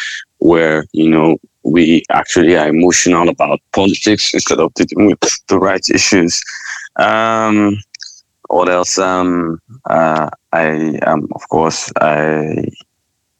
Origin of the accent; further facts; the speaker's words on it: Northern Nigeria, Nigeria; I'm a Nigerian. I was raised in the country.